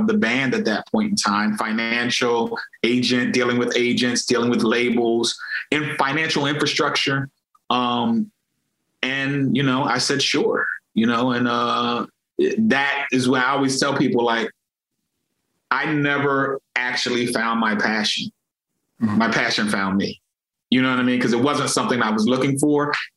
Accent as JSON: {"language": "English", "town": "Philadelphia", "region": "Pennsylvania", "country": "United States", "tie": "born or raised there", "said": "I'm from Philadelphia, born and raised in Philly"}